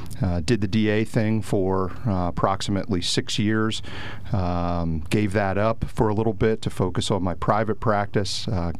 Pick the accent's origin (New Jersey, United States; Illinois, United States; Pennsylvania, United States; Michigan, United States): Pennsylvania, United States; Lewisburg; also born or lived in Kelly Township; I was born and raised in the Lewisburg area. I'm the son of a retired police chief